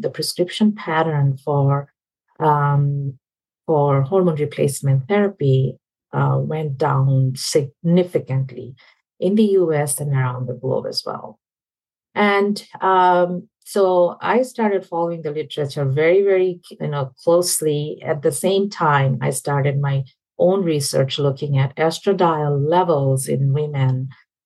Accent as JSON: {"language": "English", "country": "Bangladesh", "tie": "born or raised there", "moved": "as an adult", "lives_now": "United States", "said": "Where I grew up in Southeast Asia, Bangladesh, I mean, when I was in even med school"}